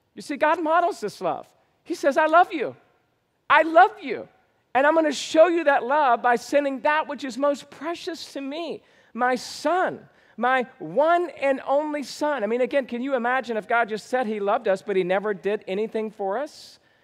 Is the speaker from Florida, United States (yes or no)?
no; Georgia, United States; moved away; I was born and raised in Georgia